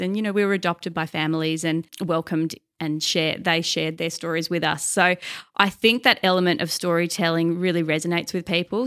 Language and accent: English; near Launceston, Tasmania, Australia; I grew up, uh, about thirty minutes west of Launceston and went to Hagley Farm Primary School